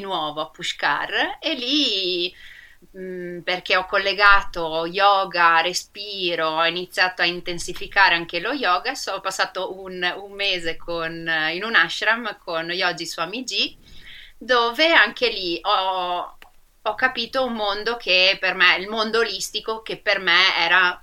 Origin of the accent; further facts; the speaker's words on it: Rovigo, Veneto, Italy; Io sono veneta, sono di Rovigo